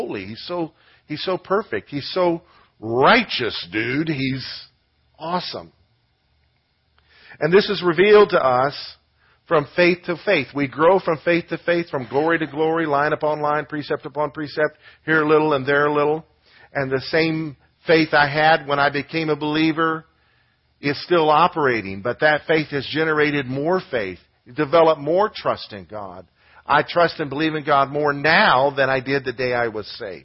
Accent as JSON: {"language": "English", "country": "United States", "said": "being an American"}